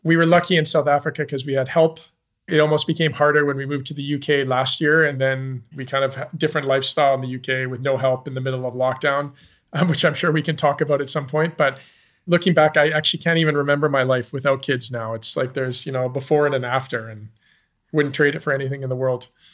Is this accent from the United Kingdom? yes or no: no; Canada; moved away as an adult; also born or lived in Zambia; I'm Canadian. I moved to Zambia in two thousand and nine.